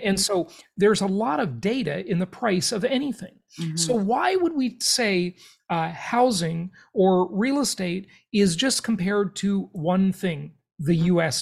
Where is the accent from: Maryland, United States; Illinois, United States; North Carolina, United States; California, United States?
California, United States; Los Angeles; where I grew up in Los Angeles, California